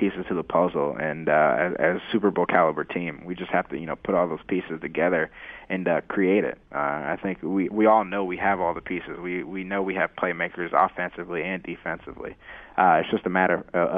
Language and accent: English; Haiti; also born or lived in South Florida; I'm from Haiti